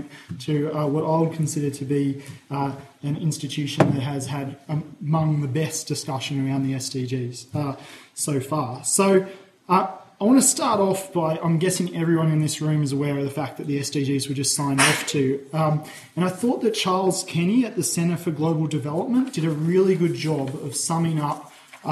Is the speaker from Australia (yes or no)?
yes; Australia